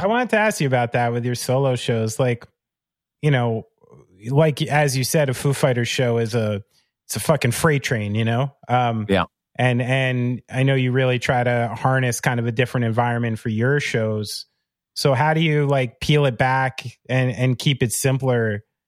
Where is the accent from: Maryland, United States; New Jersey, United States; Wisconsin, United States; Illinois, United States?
New Jersey, United States; I'm born and raised in Central Jersey and by New York City